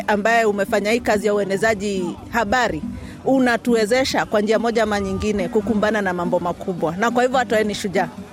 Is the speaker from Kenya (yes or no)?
yes; Kenya; now in Australia; tunakumbuka mahali ambapo tumetoka kama Wakenya